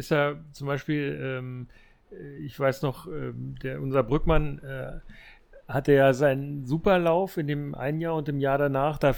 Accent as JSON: {"language": "German", "region": "East Germany", "country": "Germany", "said": "Ja, ähm, gibt es ja auch aus meiner alten Heimat. Äh, ich bin ja äh, aus der immerhin DDR"}